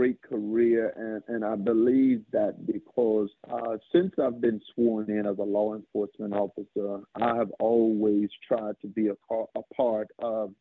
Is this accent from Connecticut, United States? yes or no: no; Bertie County, North Carolina, United States; policing an area that you have been born and raised and reared